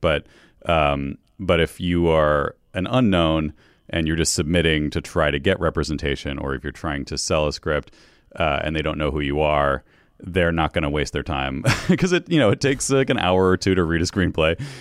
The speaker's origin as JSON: {"language": "English", "region": "New York", "country": "United States", "also_born_or_lived": "Western Massachusetts, United States", "moved": "as an adult", "lives_now": "Los Angeles, United States", "said": "I'm from upstate New York and, and, uh, western Mass, like right on the, the state line there, both sides of it"}